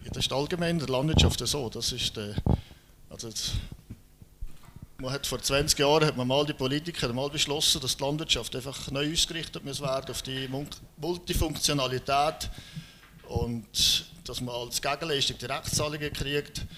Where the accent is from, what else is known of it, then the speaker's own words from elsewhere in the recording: Birgisch, Valais, Switzerland; ich komme aus dem Oberwallis, in der Nähe von Brieg, das ist ein kleines Dörfchen, Birgisch, gerade neben Mund